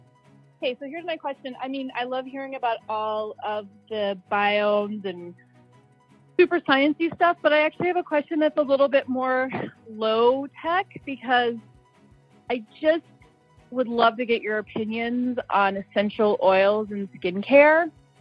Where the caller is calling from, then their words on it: Springfield, Missouri, United States; Springfield, Missouri.